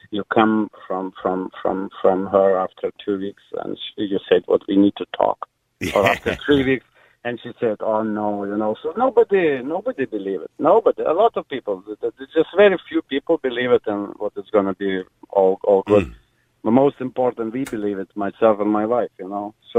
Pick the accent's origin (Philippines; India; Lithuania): Lithuania; now in Ireland; I'm originally from Lithuania